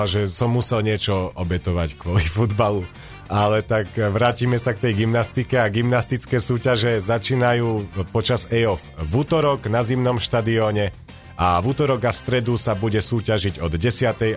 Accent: Banská Bystrica, Banská Bystrica Region, Slovakia; to bude doma v Banskej Bystrici

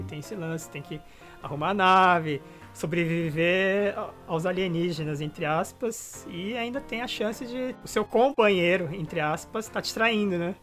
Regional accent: Brazil; now in Japan; nós somos brasileiros morando aqui no Japão

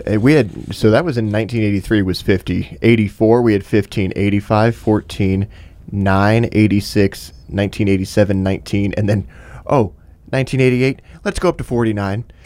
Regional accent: Michigan, United States; growing up in Michigan

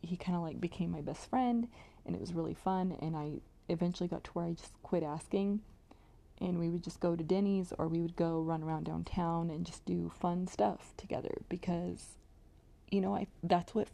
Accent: Modesto, California, United States; went to this place called McHenry Mansion. If you are from my hometown, you will probably be very familiar with this place.

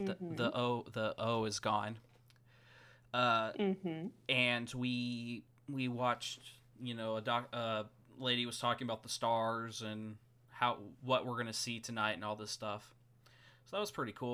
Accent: United States; now in Australia; I'm American

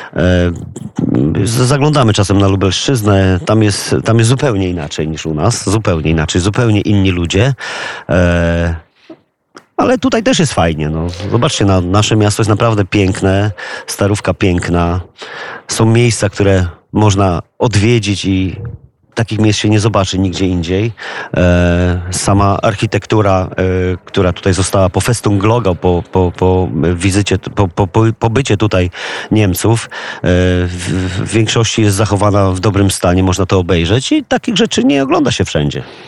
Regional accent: Głogów, Lower Silesian Voivodeship, Poland; my wszyscy jesteśmy z Głogowa

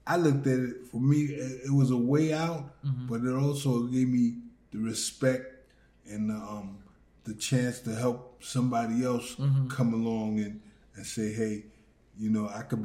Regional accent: New York City, New York, United States; I'm from New York, yeah. South Bronx.

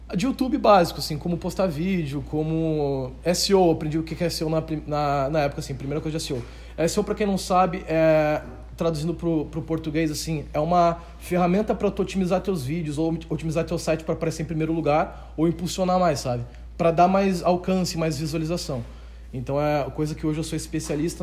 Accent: Novo Hamburgo, Rio Grande do Sul, Brazil; Eu sou de Novo Hamburgo, Rio Grande do Sul

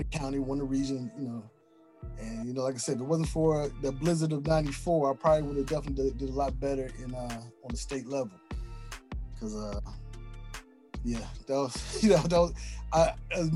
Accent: Maryland, United States; we're from Maryland

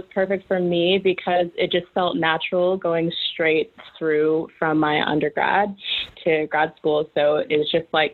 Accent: Houston, Texas, United States; moved away as an adult; also born or lived in Austin, Texas; now in London, United Kingdom; I'm from Houston, Texas.

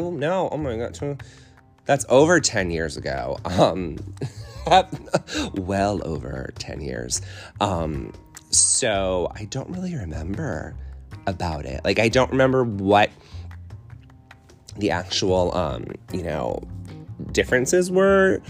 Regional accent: Connecticut, United States; moved away; I'm originally from Connecticut

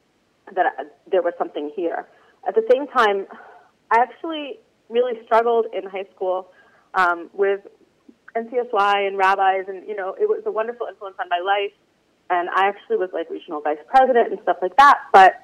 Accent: Miami Beach, Florida, United States; moved away as an adult; also born or lived in Baltimore; now in Israel; I'm originally like born and raised in Miami Beach, Florida, and I went to Hebrew Academy in Miami Beach. I guess what you would call modern Orthodox.

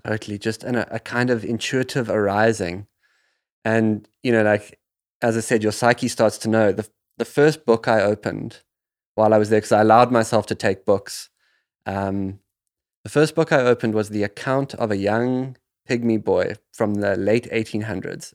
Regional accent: South Africa; the land that I grew up in South Africa

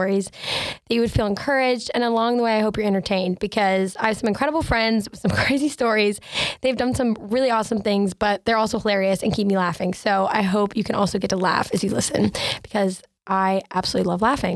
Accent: Asheville, North Carolina, United States; I'm from Asheville, North Carolina

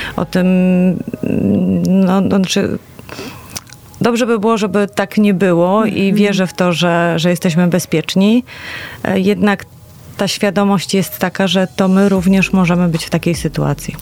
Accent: Poznań, Greater Poland, Poland; jako poznanianki i poznaniacy

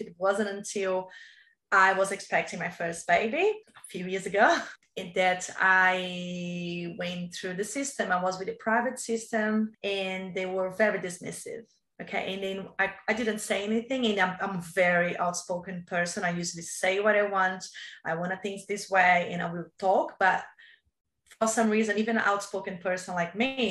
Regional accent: Brazil; English is a second language; moved away as an adult; now in Australia; I came from Brazil

